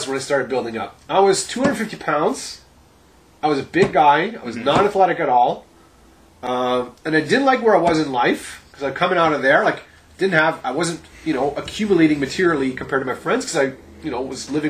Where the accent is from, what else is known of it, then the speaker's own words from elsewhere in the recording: Sudbury, Ontario, Canada; also born or lived in Ottawa / Rochester, Minnesota / Jacksonville, Florida / Montreal; I stayed in Sudbury from like grade 1 to 12 and came back periodically